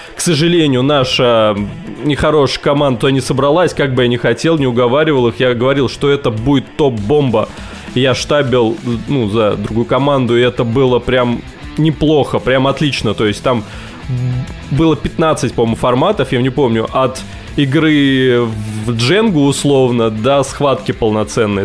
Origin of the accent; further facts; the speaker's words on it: Tver, Tver Oblast, Russia; also born or lived in Zelenograd; я из Твери.